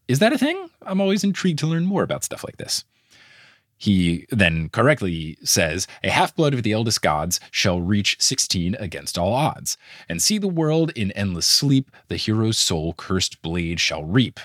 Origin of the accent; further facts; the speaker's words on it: New York City, New York, United States; as a New Yorker